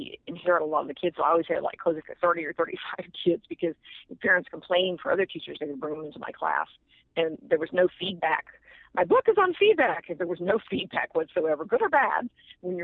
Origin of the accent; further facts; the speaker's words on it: Austin, Texas, United States; I'm from Austin, Texas